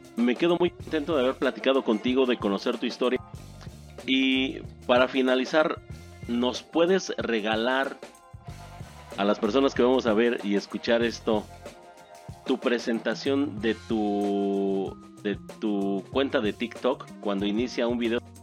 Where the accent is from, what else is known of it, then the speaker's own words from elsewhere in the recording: Mexico; yo como mexicano